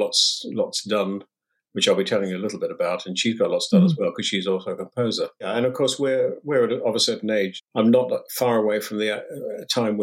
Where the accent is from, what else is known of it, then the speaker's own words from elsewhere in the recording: New Zealand; moved away; I'm from New Zealand originally, and there was no music in my family at all